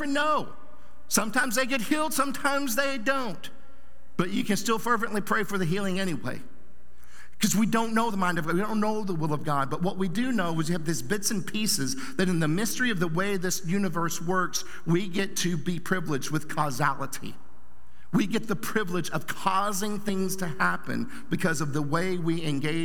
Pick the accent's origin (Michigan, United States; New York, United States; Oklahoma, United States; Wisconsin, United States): Oklahoma, United States; Southern; I grew up in Bible Belt, Southern Oklahoma.